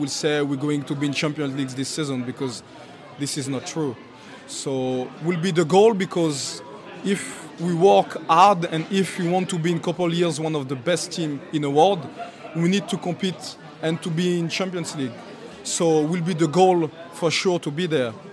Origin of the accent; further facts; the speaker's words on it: Châtenay-Malabry, Île-de-France, France; English is a second language; now in Newcastle, United Kingdom; We're born in the same area, so we're from Châtenay Malabry